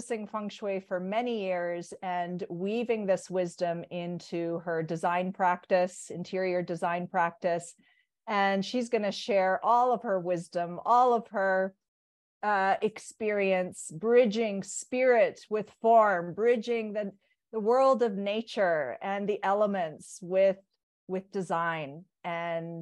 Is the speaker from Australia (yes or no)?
no; Toronto, Ontario, Canada; I'm a part North American, born and raised in Toronto